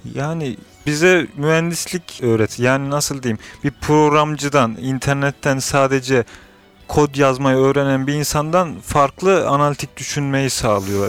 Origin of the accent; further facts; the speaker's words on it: Niğde, Turkey; now in Istanbul, Turkey; İstanbul'dan katılıyorum. Nideliyim doğuma büyüme.